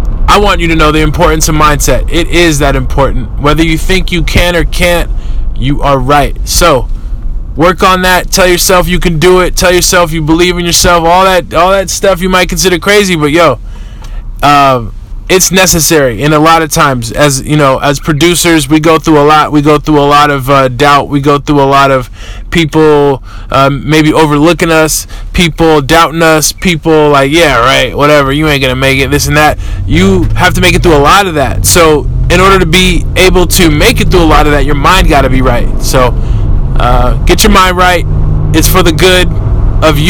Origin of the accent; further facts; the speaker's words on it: Oakland, California, United States; I'm from East Oakland. I grew up, you know, the way people in Oakland grow up